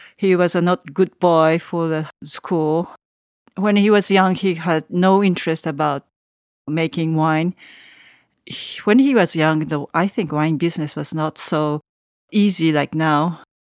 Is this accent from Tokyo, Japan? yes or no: yes; Tokyo, Japan; English is a second language; moved away as an adult; now in Savigny-les-Beaune, France; I'm from Tokyo